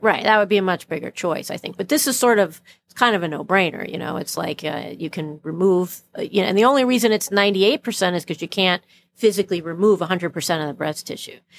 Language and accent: English; New York City, New York, United States; I was born in Brooklyn